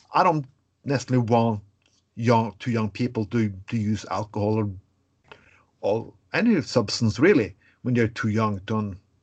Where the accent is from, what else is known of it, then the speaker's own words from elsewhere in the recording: Norway; I'm from Norway